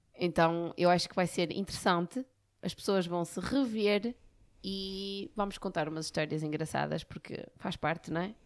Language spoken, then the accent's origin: Portuguese; Barcelos, Norte, Portugal; eu sou de Barcelos, não é? Eu trabalhava em Barcelos